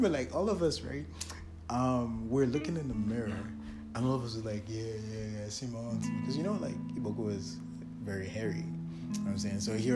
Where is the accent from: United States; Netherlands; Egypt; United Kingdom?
Egypt; moved away; growing up in Egypt